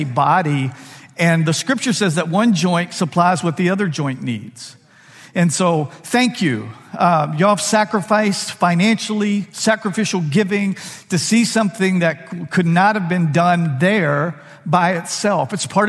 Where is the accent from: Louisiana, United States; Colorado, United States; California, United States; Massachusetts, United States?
Louisiana, United States; We're from Louisiana. What a joy. We didn't get all the decisions right in our life, but we did get that one right.